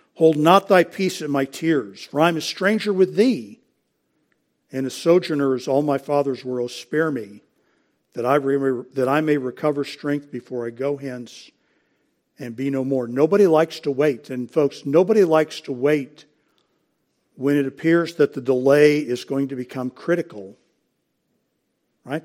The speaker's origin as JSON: {"language": "English", "country": "United States", "said": "as American Christians"}